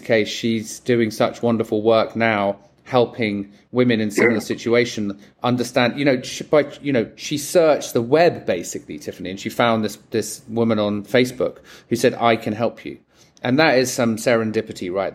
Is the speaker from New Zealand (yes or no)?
no; England, United Kingdom; now in United States; as an Englishman living in America and not living in the country that you're born